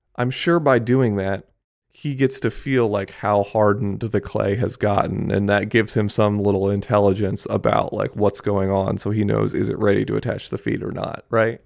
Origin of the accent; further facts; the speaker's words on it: Japan; moved away; I grew up in Japan